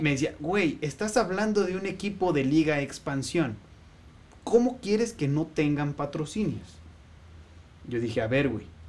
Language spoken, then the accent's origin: Spanish; Mexico; como sociedad mexicana